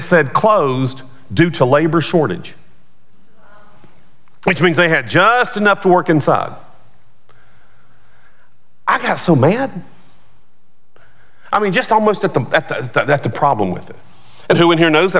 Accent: outside of Charlotte, North Carolina, United States; moved away; where I grew up outside of Charlotte, Bojangles was big.

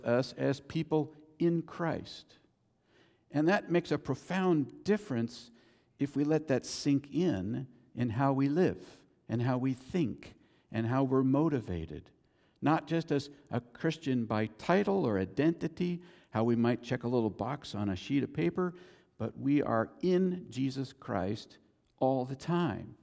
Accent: United States; I'm an American citizen. Born here, American citizen

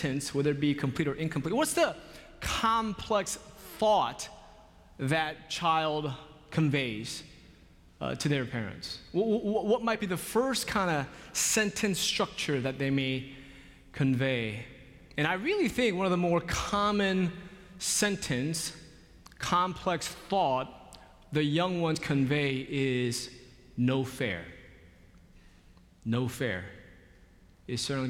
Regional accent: Seoul, South Korea; now in Charlotte, United States; In 1981, I was born in Seoul, South Korea, to 2 loving parents.

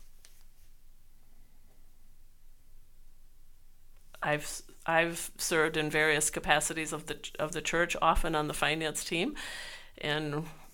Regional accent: Schenectady, New York, United States; moved away; I'm from Schenectady, New York. I grew up in the United Methodist Church.

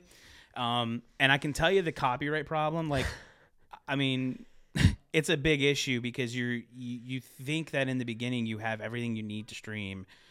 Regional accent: Ohio, United States; moved away; also born or lived in Pittsburgh, Pennsylvania / Philadelphia, Pennsylvania; I'm from Ohio as well, but, like, I lived in Pittsburgh, Philly for a long time

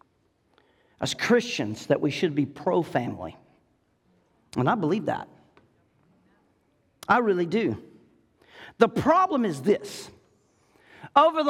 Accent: Florida, United States; growing up in Florida on what we called Smith Hill

